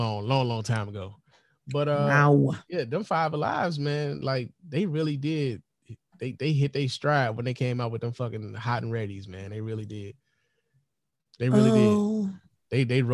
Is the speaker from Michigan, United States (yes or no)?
no; Chicago, Illinois, United States; now in Detroit, United States; I'm from Chicago. I've lived in Detroit most of my life, right?